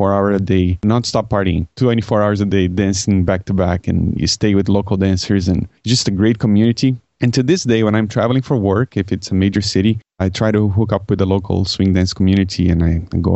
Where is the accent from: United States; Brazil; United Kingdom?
Brazil; English is a second language; now in Canada; I grew up in Brazil